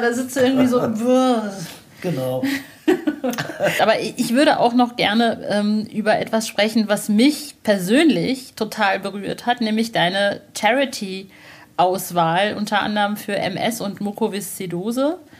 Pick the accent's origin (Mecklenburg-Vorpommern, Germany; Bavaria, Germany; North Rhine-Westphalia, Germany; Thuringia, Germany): North Rhine-Westphalia, Germany; Soest; wir sind in Soest zur Schule gegangen. Das ist eine kleine Kleinstadt in nirgendwo